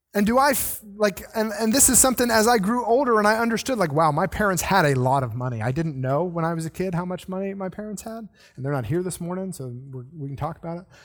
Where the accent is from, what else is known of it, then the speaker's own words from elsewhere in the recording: the South, United States; I'm the one person who is kind of born in the South